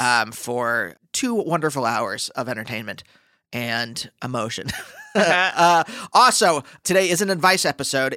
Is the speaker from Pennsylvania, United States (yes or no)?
yes; Pennsylvania, United States; I'm from Pennsylvania